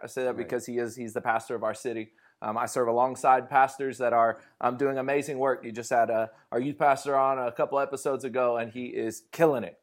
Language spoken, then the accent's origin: English; Fresno, California, United States; I'm from Fresno, California